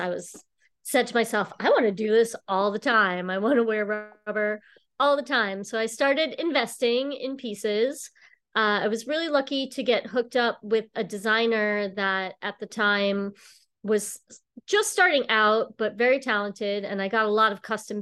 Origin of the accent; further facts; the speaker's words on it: Long Island, New York, United States; moved away as an adult; now in Boston, United States; I'm actually from New York. I grew up on Long Island, and about 20 years ago, I moved to Boston